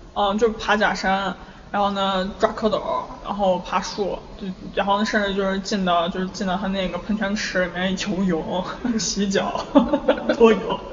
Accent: Xi'an, Shaanxi, China; 我小时候在五路口五路口

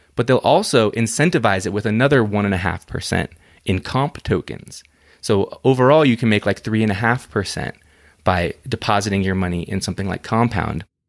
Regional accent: United States

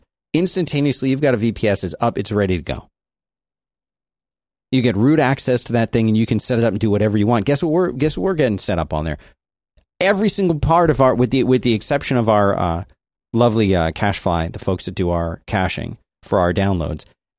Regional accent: Rome, Lazio, Italy; born there; No, this is like, I was born in Rome. Italy.

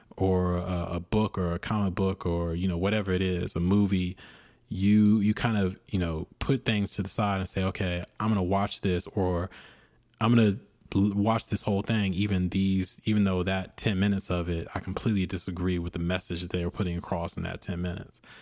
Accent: United States; being an American, uh, being a black American

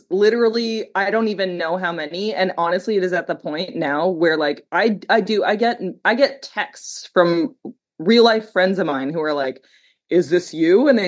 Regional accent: Canada; where do I come from? Like, well, like I'm Canadian.

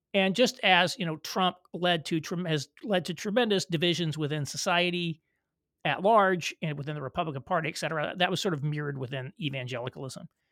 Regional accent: Southern Indiana, United States; moved away as an adult; also born or lived in Louisville, Kentucky / Chicago / New York City; I was born in Louisville, Kentucky, but I was raised in Southern Indiana in a rural community

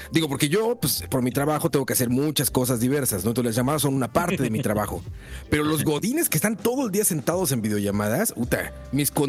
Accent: Costa Rica

